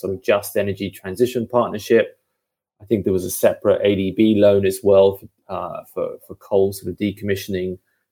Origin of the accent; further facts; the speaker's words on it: United Kingdom; I'm the Brit